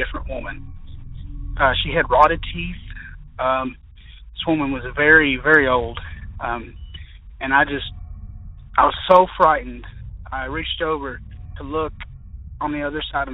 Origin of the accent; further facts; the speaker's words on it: Kentucky, United States; I'm from Kentucky.